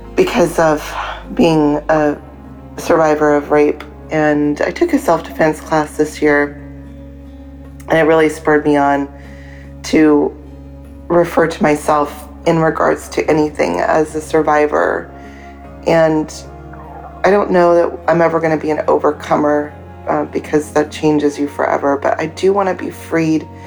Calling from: Nashville, Tennessee, United States; I'm from Nashville

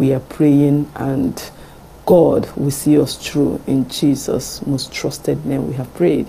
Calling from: France; I'm calling from France.

